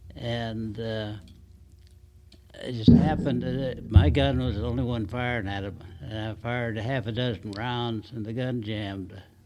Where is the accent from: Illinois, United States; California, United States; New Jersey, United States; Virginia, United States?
California, United States; Long Beach; Long Beach, California